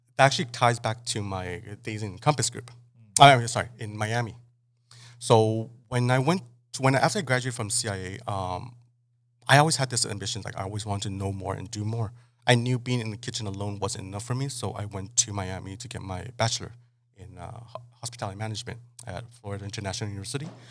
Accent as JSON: {"language": "English", "town": "Mexicali", "region": "Baja California", "country": "Mexico", "tie": "born or raised there", "also_born_or_lived": "Los Angeles", "moved": "as an adult", "said": "I kind of just got raised and born in Mexicali. Um, I didn't really leave Mexicali till I was till I graduated till I graduated high school"}